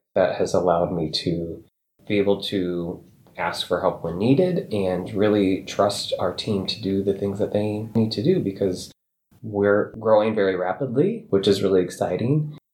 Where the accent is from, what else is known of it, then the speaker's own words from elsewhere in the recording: Pomeroy, Iowa, United States; also born or lived in Bondurant, Iowa; I grew up on a farm outside of a very tiny town in northwest Iowa called Pomeroy